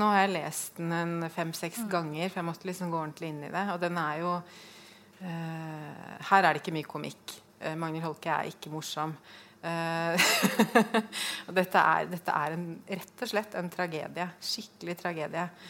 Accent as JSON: {"language": "Norwegian", "region": "Oslo", "country": "Norway", "moved": "yes", "lives_now": "Fredrikstad, Norway", "said": "Jeg kommer fra Oslo, flyttet til Fredrikstad"}